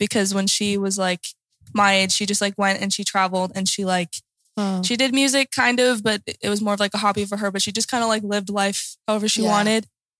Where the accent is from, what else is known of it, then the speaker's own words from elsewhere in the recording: United States; moved away as an adult; also born or lived in Lillehammer, Norway; now in Oslo, Norway; Said that earlier. But yeah, I'm from the States. I came here a year ago. Yeah, a little over a year ago.